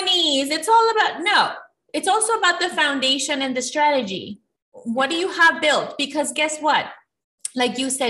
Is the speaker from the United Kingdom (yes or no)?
no; Ecuador; moved away; I'm from Ecuador, and when I moved to this country